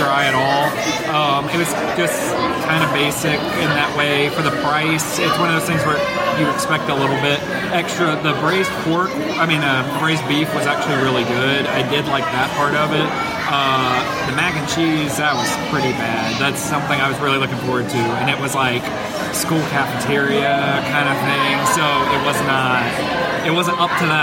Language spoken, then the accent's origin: English; the South, United States; I'm from the South